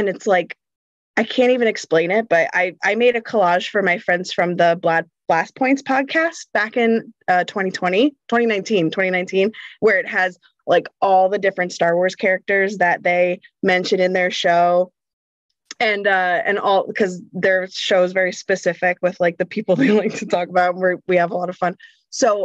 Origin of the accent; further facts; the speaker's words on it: central New Jersey, United States; I'm from New Jersey. Born and raised in New Jersey